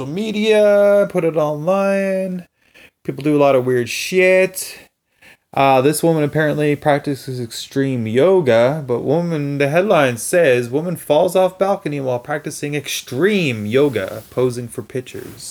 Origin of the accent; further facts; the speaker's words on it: Canada; from Canada